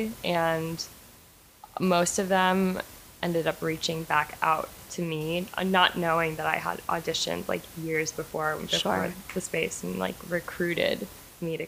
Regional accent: Charlotte, North Carolina, United States; moved away; also born or lived in Buffalo, New York / Washington, District of Columbia, United States; I was born in Buffalo, New York, but I grew up in Charlotte, North Carolina

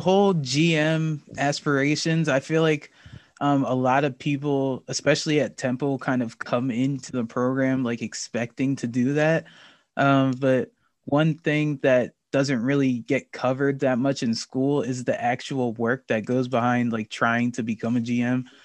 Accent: New Jersey, United States; I'm from New Jersey, so I live about forty minutes

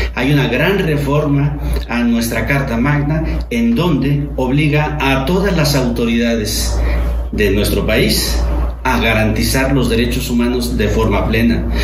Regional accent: Mexico; como Estado mexicano, todos quienes desempeñamos un cargo público

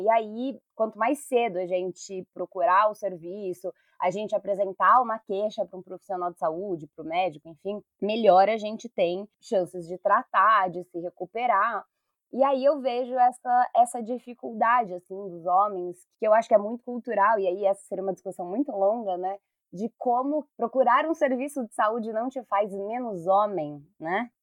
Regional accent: São Paulo, Brazil; Enquanto pessoa aqui de São Paulo

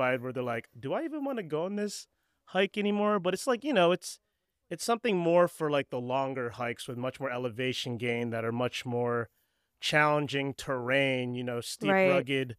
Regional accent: East Coast, United States; I'm actually from the East Coast too.

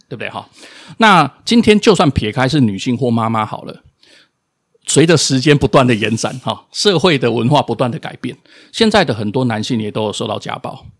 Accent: Taiwan; 我们出生在这块土地上

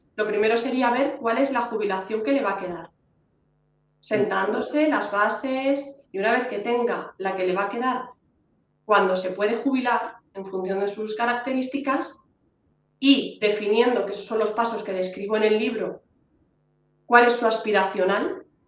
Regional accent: Honrubia, Castilla-La Mancha, Spain; Yo que soy de Onrubia, Cuenca

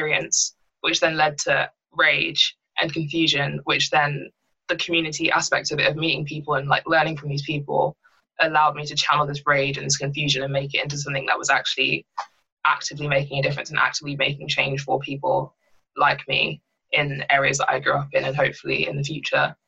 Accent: Bishop's Stortford, East of England, United Kingdom; also born or lived in London; I grew up in London until I was 7, and I moved to the area I live in now, which is Bishop Stortford

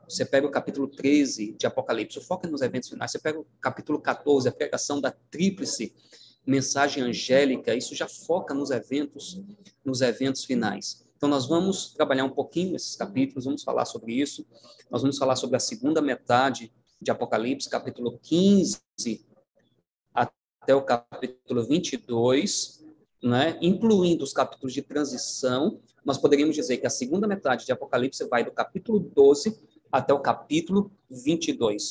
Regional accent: Paraíba, Brazil; moved away; eu sou da terra aí, né, do, uh, sou da Paraíba e uh, sou, a minha origem aí na, na, na União Nordeste

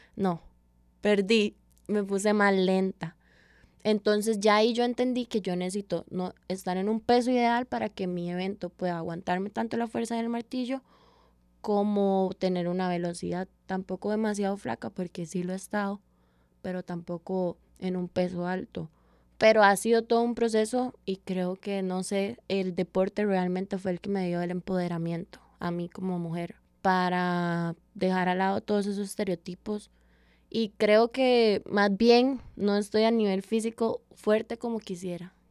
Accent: San José, Costa Rica; also born or lived in Caguas, Puerto Rico; Soy de la Carbonera, nací en la Carbonera de Paso Ancho, que es como el parte más caliente de barrios del sur.

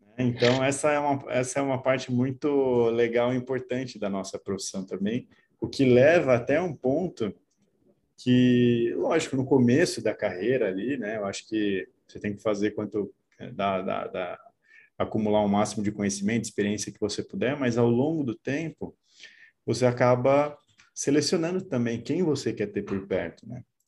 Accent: interior of São Paulo, Brazil; moved away as an adult; Eu sou do interior de São Paulo, mudei para São Paulo

